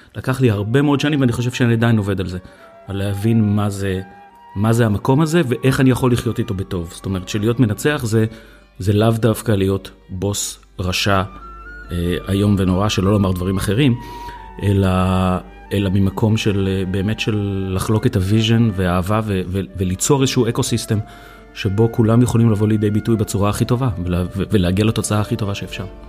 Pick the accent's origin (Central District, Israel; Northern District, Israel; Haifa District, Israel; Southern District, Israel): Central District, Israel; Hefer Valley; גדלתי בעמק חפר